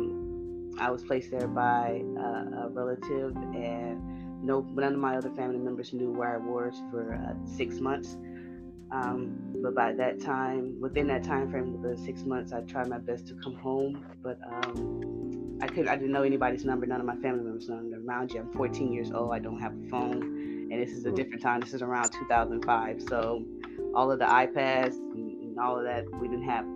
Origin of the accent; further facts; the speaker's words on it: Houston, Texas, United States; I'm from Houston. I'm 30 years old. I grew up, like I said, in Fifth Ward.